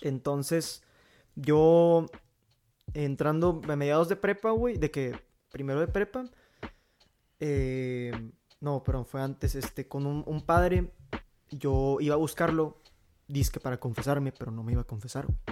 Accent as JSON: {"language": "Spanish", "town": "Monclova", "region": "Coahuila", "country": "Mexico", "said": "soy de la ciudad de Moncloa, Coahuila"}